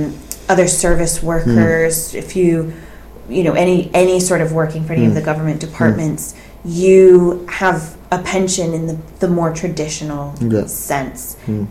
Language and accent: English; United States; moved away as an adult; now in United Kingdom; as an American